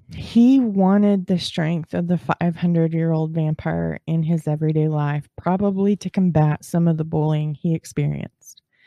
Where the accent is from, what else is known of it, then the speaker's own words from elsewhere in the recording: Texas, United States; I'm from Texas. And down here in Texas